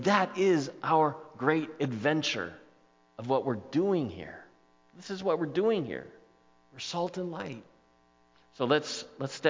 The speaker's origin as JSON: {"language": "English", "region": "Southern California coast", "country": "United States", "tie": "born or raised there", "said": "I grew up on the Southern California coast"}